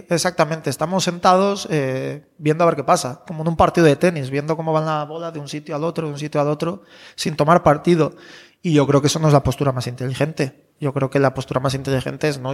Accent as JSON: {"language": "Spanish", "town": "León", "region": "Castile and León", "country": "Spain", "moved": "yes", "said": "yo soy de León"}